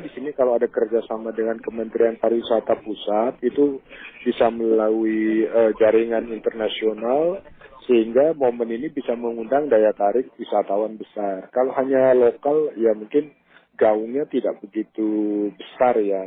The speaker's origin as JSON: {"language": "Indonesian", "region": "Jakarta", "country": "Indonesia", "said": "saya sebagai warga Jakarta"}